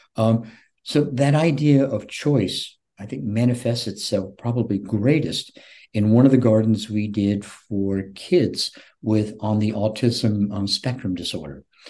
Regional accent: Shelby, North Carolina, United States; also born or lived in Shelter Island, Long Island, New York; now in Florida, United States; my hometown of Shelby, North Carolina

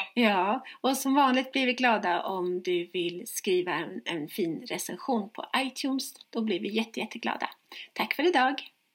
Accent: Stockholm, Stockholm County, Sweden; moved away as an adult; now in Växjö, Sweden; när jag bodde hemma i Stockholm

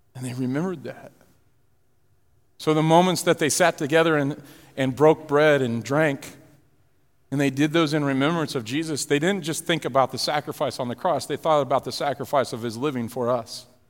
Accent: Florida, Illinois, United States; We're moving from Florida to Illinois.

